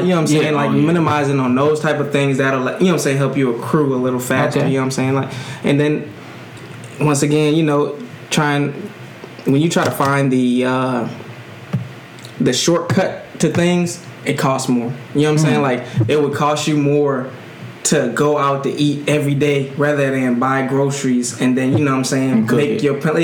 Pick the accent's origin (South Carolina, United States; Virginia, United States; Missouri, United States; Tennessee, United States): South Carolina, United States; Johns Island; moved away as an adult; from Johns Island, South Carolina, born and raised. Currently don't live here, but I'm here now